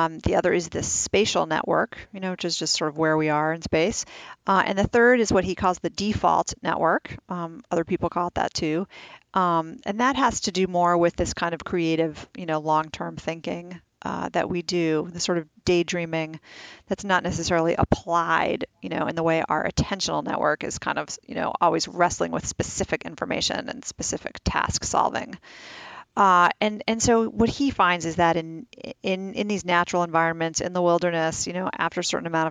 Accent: New York City, New York, United States; I grew up in the city. I grew up in New York City.

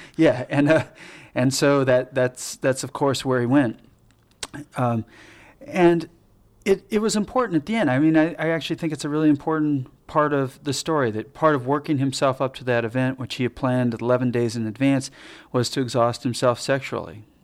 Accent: United States; I'm American, you know, this is where I'm from.

